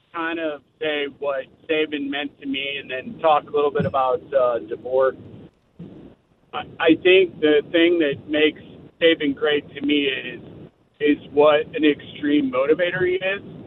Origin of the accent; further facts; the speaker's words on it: Indianapolis, Indiana, United States; I'm from Indianapolis, Paul, but I cover the South for my, my job